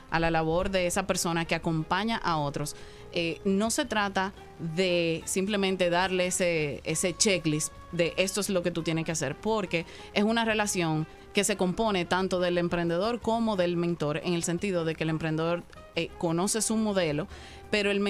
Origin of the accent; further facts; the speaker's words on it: Dominican Republic; soy más dominicana que el plátano, cualquier cosa también.